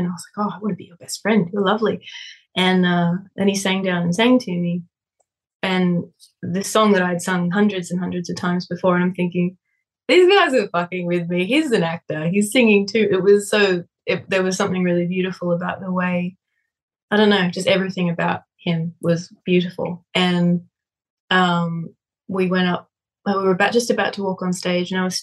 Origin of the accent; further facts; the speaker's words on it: Australia; now in Nashville, United States; I go back to Australia. My hometown is it's a pretty wild place to go back to and sing.